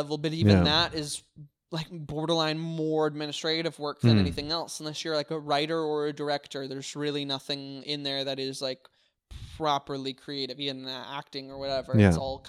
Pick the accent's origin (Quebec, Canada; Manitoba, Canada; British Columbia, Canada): British Columbia, Canada; White Rock; I'm from White Rock.